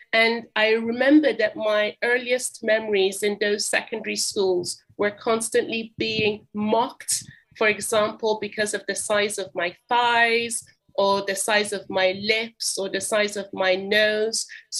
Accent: Jerusalem District, Israel; now in Swindon, United Kingdom; I was raised in the Middle East, particularly in Israel. So I grew up as a third culture kid. I attended the international school, the Anglican school in Jerusalem.

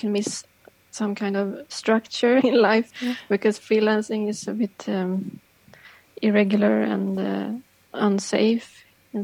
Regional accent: Stockholm, Stockholm County, Sweden; also born or lived in Örebro / Piteå / Japan; I'm born and raised in Stockholm, and I live in Stockholm now

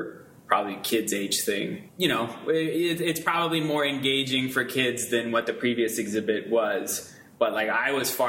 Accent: Colorado, United States; moved away; I'm from Colorado

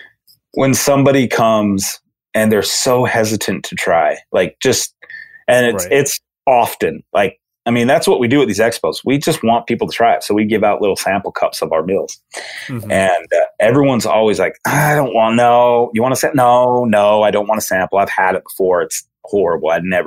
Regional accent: Utah, United States; growing up in Utah with five national parks

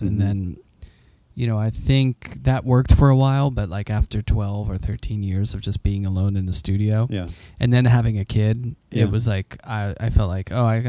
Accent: Pittsburgh, Pennsylvania, United States; but I think there was always a familiarity with the image mm-hmm. because you would always see Warhol like growing up, you know

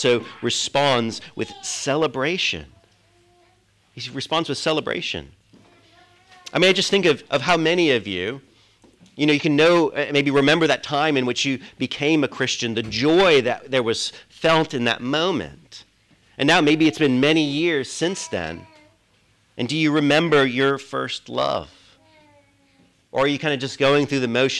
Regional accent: United States; also born or lived in Britain; now in United Kingdom; I'm an American

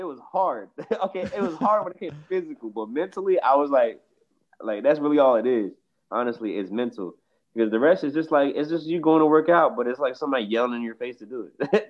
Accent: Baltimore, Maryland, United States; now in Wilmington, United States; So I'm from Baltimore, Maryland. I was raised there my whole life, but right now I'm in Wilmington, North Carolina. So by next March, hoping to be moved to Atlanta.

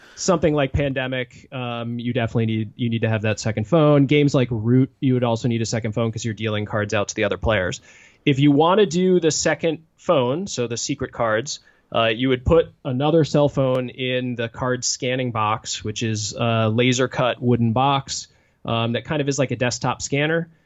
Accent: Washington, D.C. area, Virginia, United States; moved away as an adult; now in Madison, United States; I grew up in the Washington, D C area in Virginia

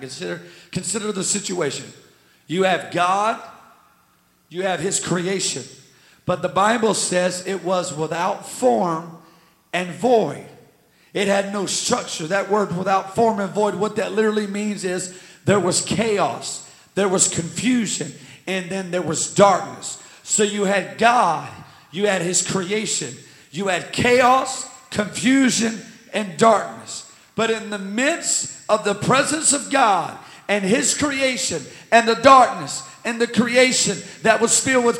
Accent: United States; as an American

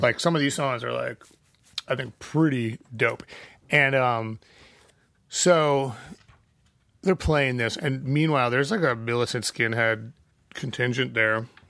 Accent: Chicago, Illinois, United States; We were from Chicago. Our license plate said Illinois

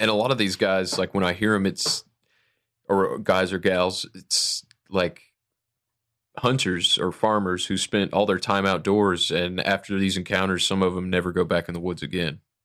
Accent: Toledo, Ohio, United States; moved away; I'm from Toledo originally, so I've been through Ohio a lot

